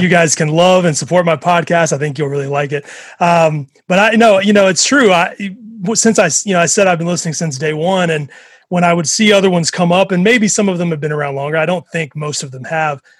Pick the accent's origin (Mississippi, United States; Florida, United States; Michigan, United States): Mississippi, United States; I grew up in Mississippi